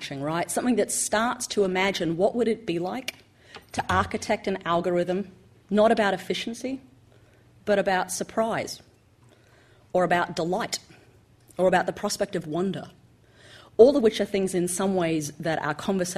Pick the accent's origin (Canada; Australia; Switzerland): Australia; Judy and I, growing up in Australia